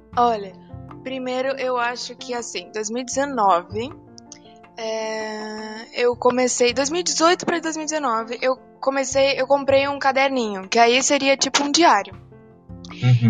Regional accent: Palmas, Tocantins, Brazil; also born or lived in Rio Grande do Sul; eu nasci no Rio Grande do Sul, mas moro em Palmas a maior parte da minha vida

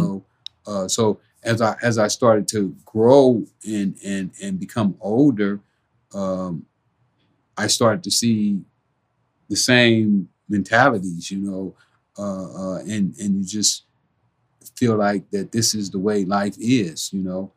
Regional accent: Los Angeles, California, United States; growing up in South Central

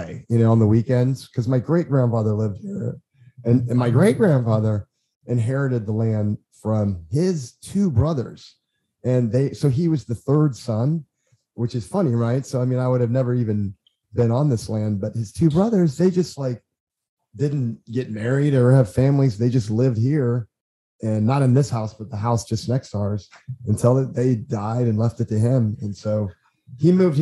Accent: Indiana, United States; I'm from Indiana

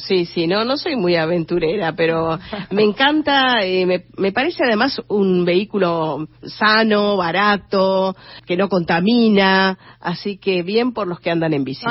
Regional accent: Paso de los Libres, Corrientes, Argentina; moved away; por las veredas de mi cuadra, allá en Paso de los Libres, donde nací, en Corrientes

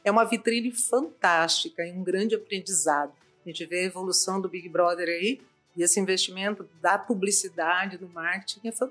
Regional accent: Campinas, São Paulo, Brazil; tenho uma vida ligada à agência de publicidade e propaganda, eu vim de Campinas para cá, e também na área acadêmica.

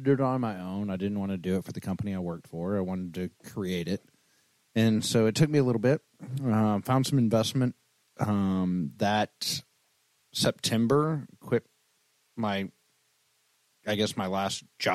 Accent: Dumas, Texas, United States; also born or lived in Wichita Falls, Texas; now in Austin, United States; I grew up in Dumas, Texas, small town north of Amarillo

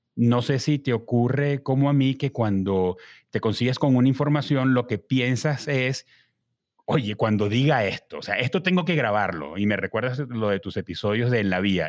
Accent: Caracas, Capital District, Venezuela; uno como caraqueño, yo

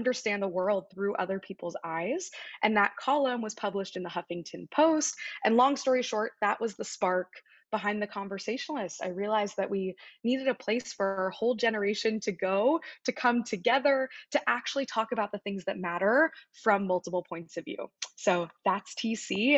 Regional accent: Wichita, Kansas, United States; moved away as an adult; also born or lived in University of Pennsylvania (East Coast); I grew up in Wichita, Kansas, in the Midwest.

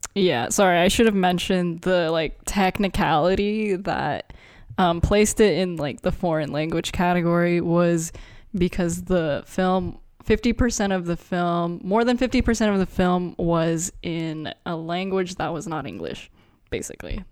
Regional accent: United States; also born or lived in Philippines; we grew up in America, but, and we're Asian. I mean, I was born in the Philippines, but I moved here when I was one

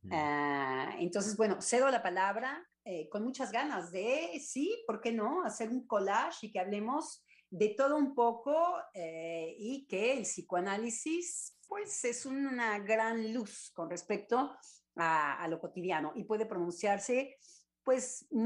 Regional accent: Mexico; yo creo que yo lo veo como mexicana, en realidad

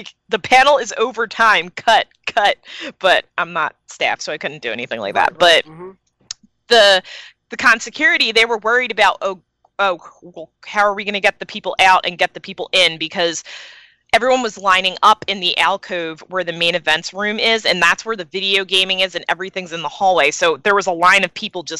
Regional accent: Philadelphia, Pennsylvania, United States; I came from Philly

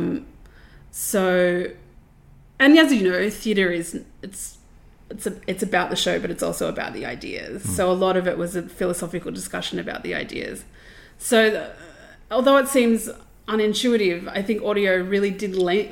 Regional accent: Sydney, New South Wales, Australia; I grew up in southwestern Sydney

